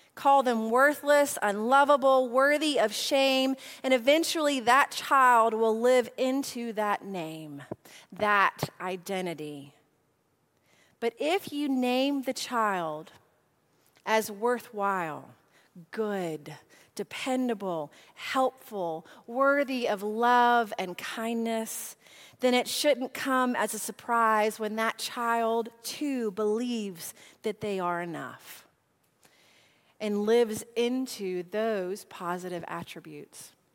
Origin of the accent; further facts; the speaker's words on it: Nashville, Tennessee, United States; I am from Nashville.